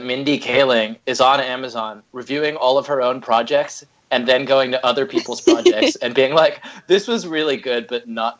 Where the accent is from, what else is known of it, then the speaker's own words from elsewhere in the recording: United Kingdom; I'm British